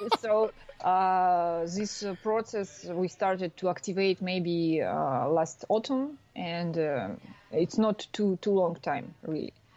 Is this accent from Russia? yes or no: yes; Russia; moved away as an adult; now in France; I'm from Russia, but uh, now I'm working in France